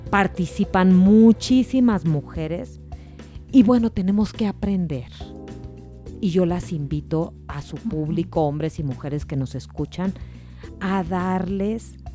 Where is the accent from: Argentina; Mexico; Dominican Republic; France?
Mexico; Sinaloa; now in Mexico City, Mexico; Adriana, que me conoce como buena sinaloense, pues esa frase es la aplicable en este caso.